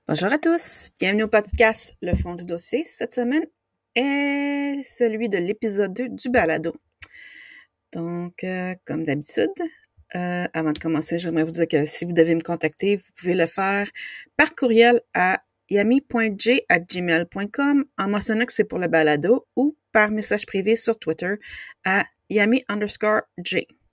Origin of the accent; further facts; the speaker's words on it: Outaouais, Quebec, Canada; mon coin de pays